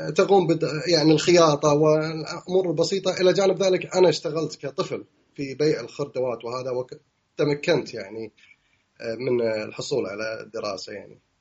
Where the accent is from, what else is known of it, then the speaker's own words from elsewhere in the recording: Kuwait; moved away as an adult; now in London, United Kingdom; عندنا في الكويت